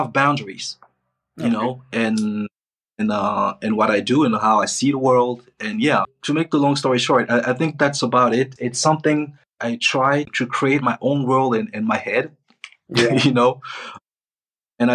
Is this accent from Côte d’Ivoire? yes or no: yes; Côte d’Ivoire; also born or lived in Spain / Switzerland; now in Morocco; I'm from Ivory Coast, but right now I'm in Morocco, which is not my country